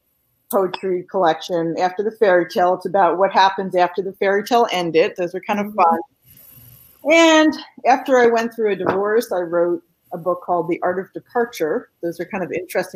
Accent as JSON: {"language": "English", "region": "New Jersey", "country": "United States", "tie": "born or raised there", "also_born_or_lived": "Southern California / Pennsylvania", "moved": "as an adult", "lives_now": "North Carolina, United States", "said": "I have lived in North Carolina for 24 years now, but my accent will give me away sometimes. So, you'll probably figure out by the end of this show that I grew up in New Jersey"}